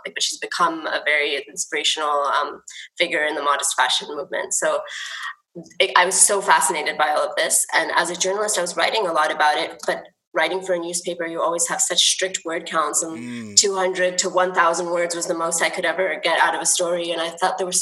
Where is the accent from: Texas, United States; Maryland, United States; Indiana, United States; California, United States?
California, United States; moved away; I grew up in the States, in California